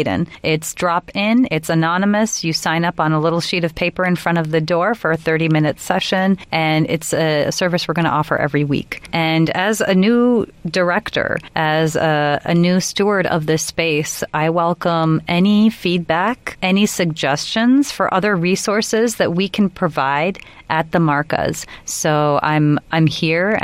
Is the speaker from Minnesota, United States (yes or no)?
yes; Minneapolis, Minnesota, United States; now in Stanford, United States; I was born in Minneapolis, Minnesota, to Pakistani immigrants. My home languages are Urdu and Gujarati. And I grew up in an affluent suburb of Minneapolis, Minnesota